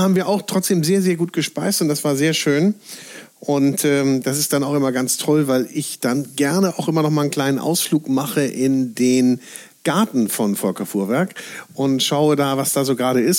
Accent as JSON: {"language": "German", "region": "Northern Germany", "country": "Germany", "said": "als Norddeutscher"}